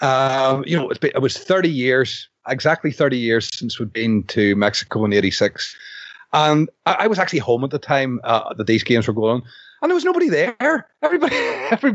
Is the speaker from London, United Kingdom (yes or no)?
no; Northern Ireland, United Kingdom; as a Northern Irish person